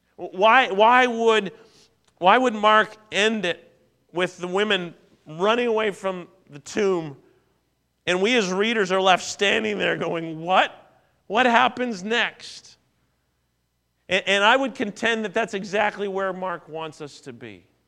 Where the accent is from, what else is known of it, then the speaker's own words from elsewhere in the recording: Southern Ontario, Canada; Growing up in Southern Ontario